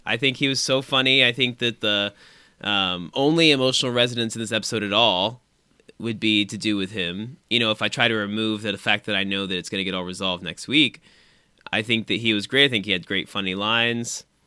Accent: Indiana, United States; we're from Indiana

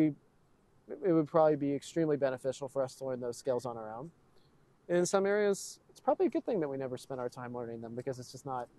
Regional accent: Texas, United States; neither of my parents grew up in Texas, right? So, you know, they've moved in from elsewhere. I'm a proud Texan, but I've always lived in this sort of coddled suburban environment

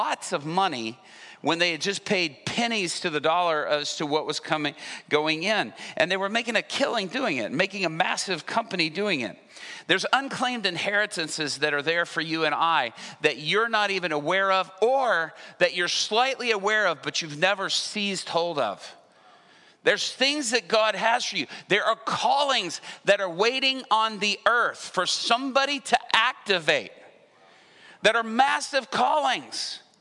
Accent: Atlanta, Georgia, United States; also born or lived in Japan / Dallas, Texas; I was growing up in Atlanta, Georgia. When we moved back from Japan, we lived first in Dallas. But we moved by the time I was 6 years old to Atlanta

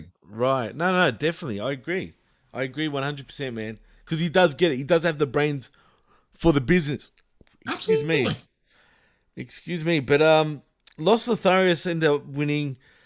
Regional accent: Melbourne, Victoria, Australia; accent: Australian; yes, I'm Australian. Yes, I've got an Australian accent

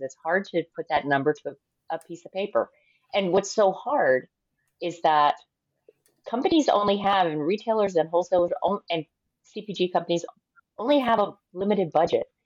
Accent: United States; I am American

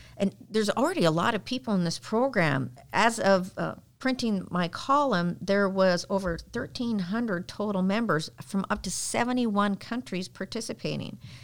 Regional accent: Canada; now in United States; I was a Girl Guide when I was growing up in Canada.

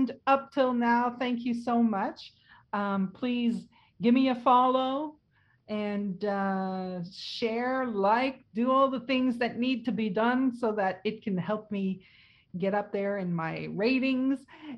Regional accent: France; first language French; English is a second language; I'm French. I don't know if you knew that, but my first language is French

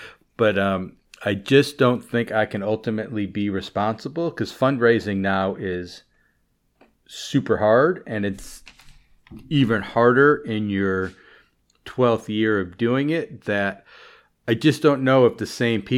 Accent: Chicago, Illinois, United States; now in Baltimore, United States; And I still consider Chicago my hometown race.

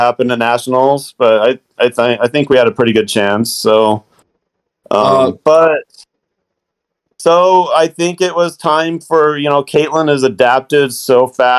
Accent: California, United States; the washes in the desert where I grew up in California

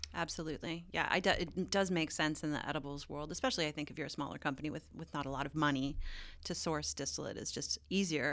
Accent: Newfoundland and Labrador, Canada; now in California, United States; I'm from Newfoundland, where it's like seals and icebergs

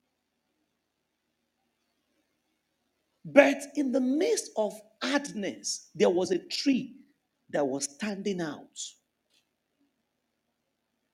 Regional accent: Lagos, Nigeria; moved away as an adult; Ilaje part of Bariga was where I grew up.

